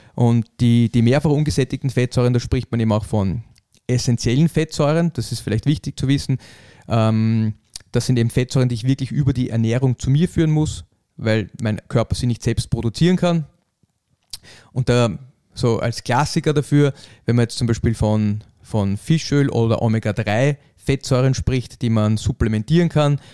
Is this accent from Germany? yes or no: no; Austria; bei uns in Österreich